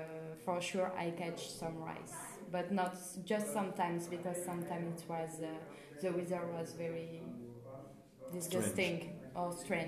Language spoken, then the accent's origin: English; South Africa; I'm 22 years old and I come from South Africa.